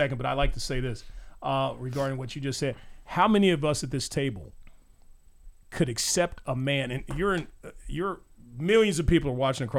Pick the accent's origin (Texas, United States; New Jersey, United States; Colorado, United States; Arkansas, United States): Arkansas, United States; I'm from Arkansas, sir.